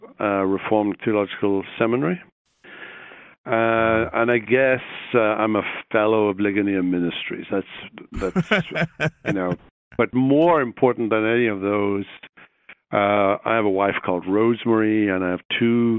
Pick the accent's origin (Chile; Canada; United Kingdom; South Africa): United Kingdom; Wales; moved away as an adult; also born or lived in Belfast, Northern Ireland / Jackson, Mississippi; now in Columbia, United States; I grew up in Britain, in Wales, went to school there